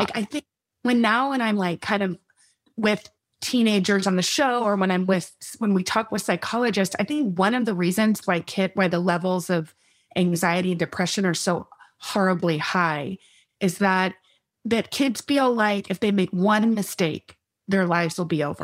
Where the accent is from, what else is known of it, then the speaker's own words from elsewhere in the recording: Texas, United States; also born or lived in Midland, Texas / Austin, Texas; We were born in West Texas